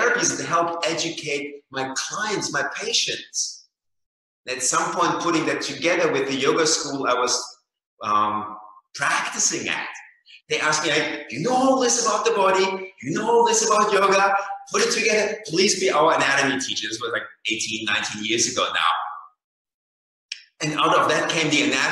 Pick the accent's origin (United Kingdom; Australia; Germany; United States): Germany; moved away; I grew up in Germany